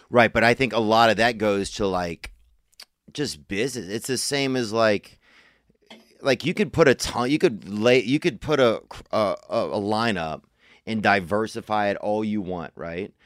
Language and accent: English; Louisiana, United States; I'm from Louisiana